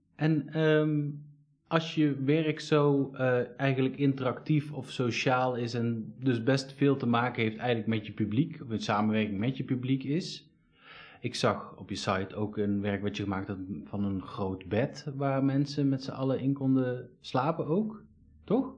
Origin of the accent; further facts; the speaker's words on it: Eindhoven, North Brabant, Netherlands; ik kom uit Eindhoven